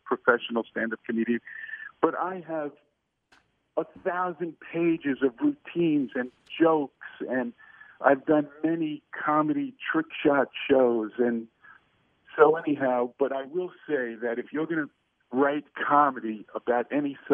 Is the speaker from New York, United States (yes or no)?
yes; New York City, New York, United States; accent: New York; I talk like this because I'm from Alabama. Brooklyn, New York.